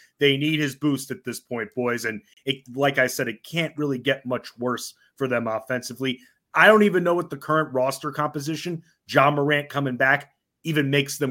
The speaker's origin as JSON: {"language": "English", "town": "Oyster Bay", "region": "New York", "country": "United States", "also_born_or_lived": "Washington, D.C. / Virginia", "moved": "yes", "said": "originally I'm from Oyster Bay on Long Island."}